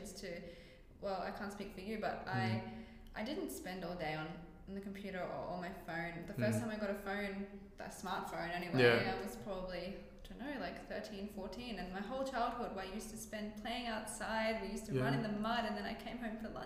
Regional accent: Redland City, Queensland, Australia; first language Greek; I grew up in the Redlands, which is Bayside.

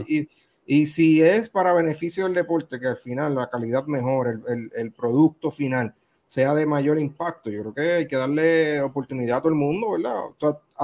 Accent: Puerto Rico

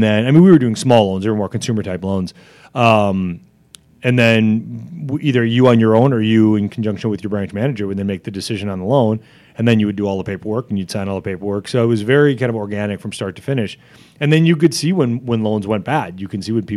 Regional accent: Janesville, Wisconsin, United States; when I was growing up in Janesville

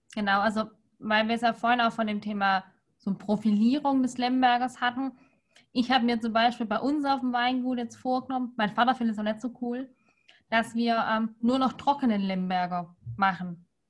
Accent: Swabia, Baden-Württemberg, Germany; lege ich als Schwabe

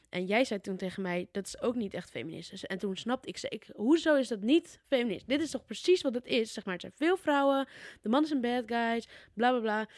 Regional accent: Putten, Gelderland, Netherlands; moved away; bij ons in Putten

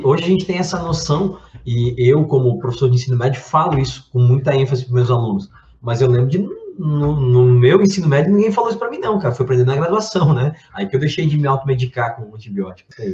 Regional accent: Brazil; eu, como bom brasileiro

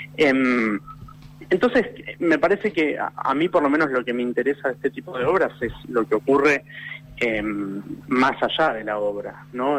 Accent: Buenos Aires, Argentina; soy actor, soy porteño

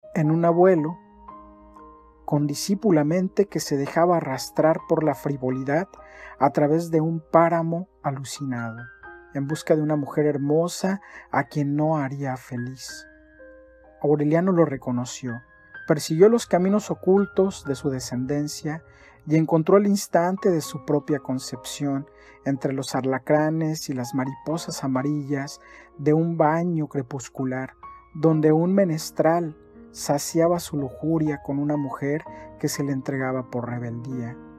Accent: Mexico; also born or lived in Cancún, Quintana Roo; soy mexicano, tengo 41 años y vivo en la ciudad de Cancún

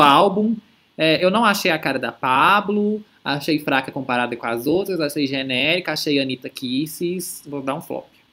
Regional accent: Brazil; a gente que, tipo, que é brasileiro e cresce

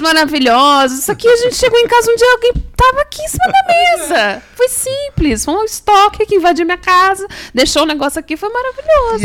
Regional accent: Brazil

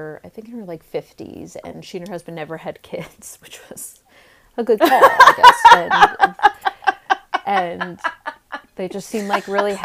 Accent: East Coast, United States; now in Los Angeles, United States; I'm from the East Coast too

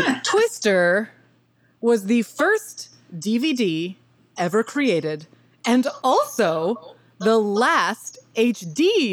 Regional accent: Arkansas, United States; But I grew up in Arkansas

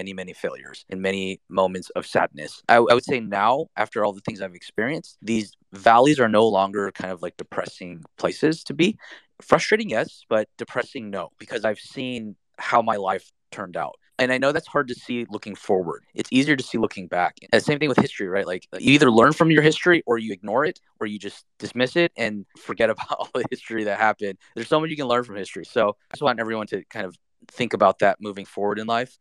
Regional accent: United States; being Asian American

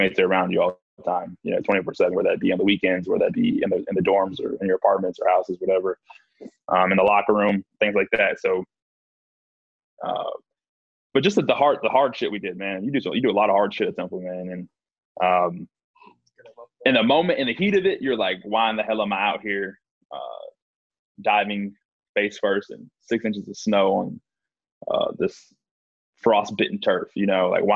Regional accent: Houston, Texas, United States; I'm from Houston originally, so it's been awesome to be back home

